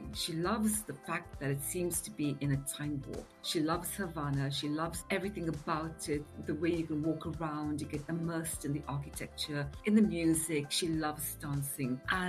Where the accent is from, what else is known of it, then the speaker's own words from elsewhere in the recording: India; now in United Kingdom; So I'm originally from India, of what I'd say Eurasian parents, not Anglo-Indian, because Anglo-Indian normally means half Indian, half English, and I'm definitely mixed European with some Indian. But I came to England a very long time ago with my family